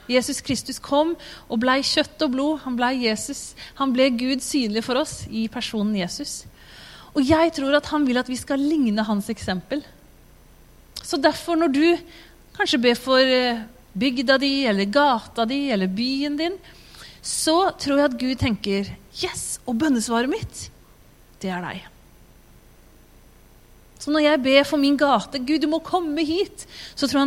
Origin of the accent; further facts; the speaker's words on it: Tanzania; born there; Jeg er født som misjonærbarn i Tanzania. Og min klare plan da jeg ble født, det var at jeg skulle bli tanzanianer.